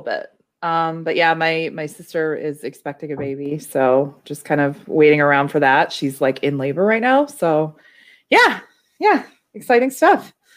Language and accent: English; Chicago, Illinois, United States; as a Chicagoan